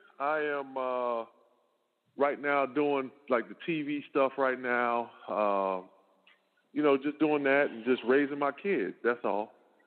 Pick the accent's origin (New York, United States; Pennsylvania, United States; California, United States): New York, United States; I was born and raised in New York. So that was like coming back home.